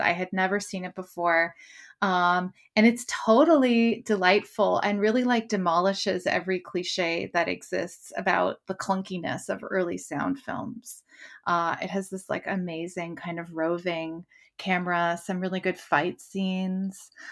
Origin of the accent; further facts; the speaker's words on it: Canada; now in London, United Kingdom; as a Canadian